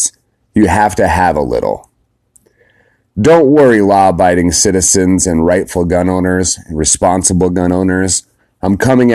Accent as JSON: {"language": "English", "country": "United States", "said": "as an American"}